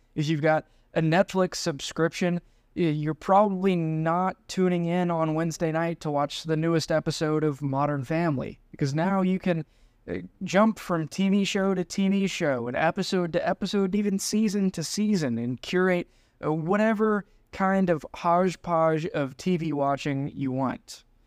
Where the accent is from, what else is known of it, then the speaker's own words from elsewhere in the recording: United States; being the American gringo